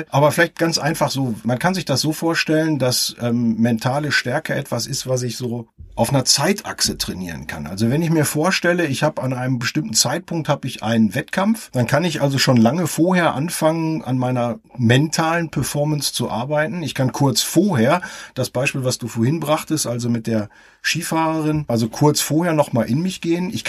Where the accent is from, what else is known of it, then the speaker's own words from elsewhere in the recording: Essen, North Rhine-Westphalia, Germany; now in Kempen, Germany; Ich komme aus dem Ruhrgebiet mitten raus aus der wunderschönen Stadt Essen und wohne jetzt mit meiner Familie am Niederrhein in Kempen und das auch schon eine etwas längere Zeit.